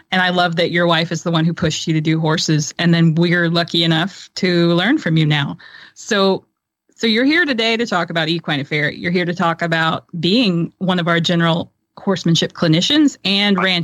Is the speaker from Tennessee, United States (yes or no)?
yes; Tennessee, United States; I'm a I'm a girl from Tennessee.